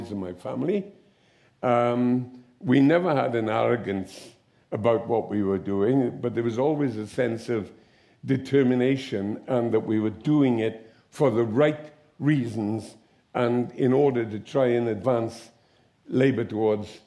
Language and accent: English; the Valleys, Wales, United Kingdom; you're from the valley